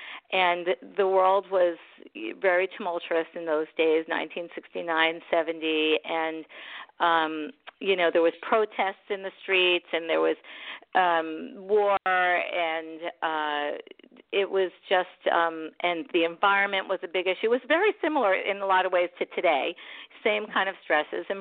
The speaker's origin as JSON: {"language": "English", "town": "New York City", "region": "New York", "country": "United States", "tie": "born or raised there", "also_born_or_lived": "Long Island", "said": "I grew up in Brooklyn, and my dad would used to build our furniture"}